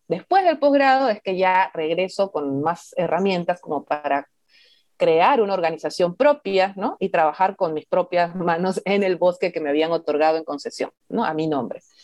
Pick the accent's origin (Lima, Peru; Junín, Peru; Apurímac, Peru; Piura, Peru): Lima, Peru; moved away as an adult; also born or lived in Madre de Dios; acá igual soy limeña